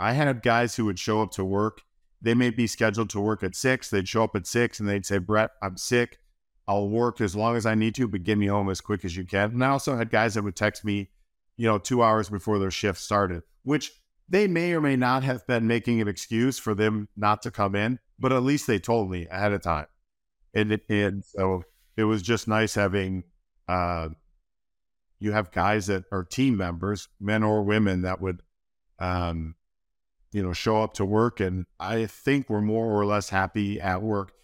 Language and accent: English; Wisconsin, United States; moved away as an adult; also born or lived in New York; now in Hilmar, United States; I grew up in Wisconsin